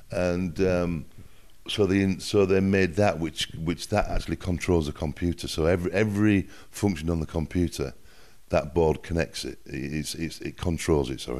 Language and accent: English; England, United Kingdom; accent: northern English; But my accent is from the north of England, so it's a little bit different from the from the southern accent.